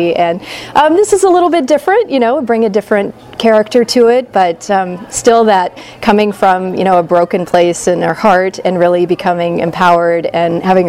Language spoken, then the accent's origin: English; Midwest, United States; moved away as an adult; also born or lived in East Coast; now in California, United States; I grew up in the Midwest.